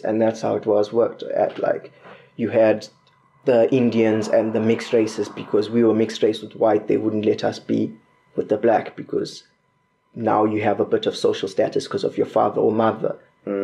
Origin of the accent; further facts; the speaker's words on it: Bulawayo, Zimbabwe; moved away as an adult; now in Corby, United Kingdom; I was I was born in Bulawayo, Zimbabwe